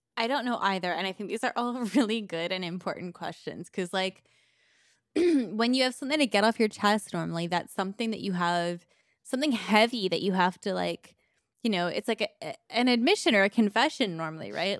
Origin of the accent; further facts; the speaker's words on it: Canada; I'm too Canadian